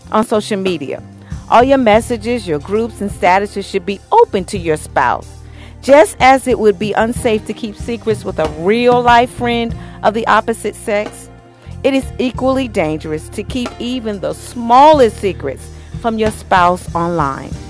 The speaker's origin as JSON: {"language": "English", "region": "New York", "country": "United States", "said": "I'm originally from New York, and I remember, you know, how you have the clotheslines out the window"}